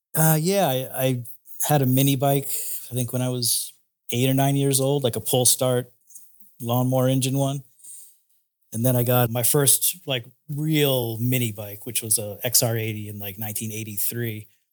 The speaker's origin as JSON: {"language": "English", "area": "Cape Cod", "region": "Massachusetts", "country": "United States", "also_born_or_lived": "Florida", "moved": "as an adult", "said": "I'm originally from Cape Cod, Massachusetts"}